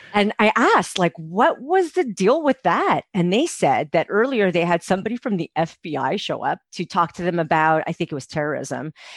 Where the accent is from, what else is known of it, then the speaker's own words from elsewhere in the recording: Montreal, Quebec, Canada; moved away as an adult; now in Calgary, Canada; I'm from Montreal